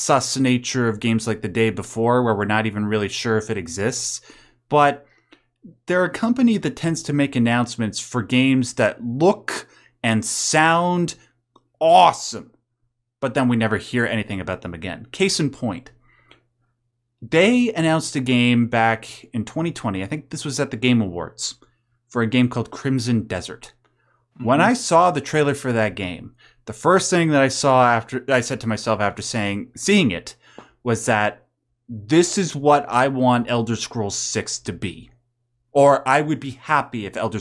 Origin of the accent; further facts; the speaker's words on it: Canada; I'm Canadian